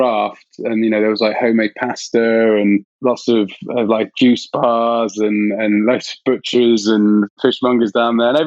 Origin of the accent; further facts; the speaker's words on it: West Country, South West England, United Kingdom; I'm from the West Country